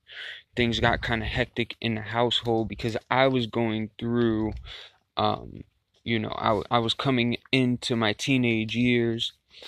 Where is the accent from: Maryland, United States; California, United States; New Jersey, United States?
Maryland, United States; Baltimore; Originally, I had grown up a Christian. I'm from the United States, Baltimore, Maryland.